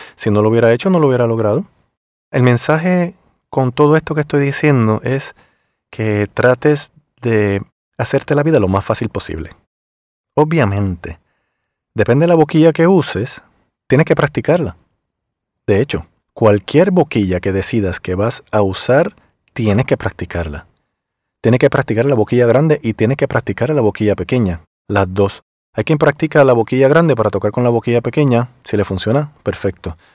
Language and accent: Spanish; Puerto Rico; moved away as an adult; also born or lived in Miami; Yo obviamente vengo de Puerto Rico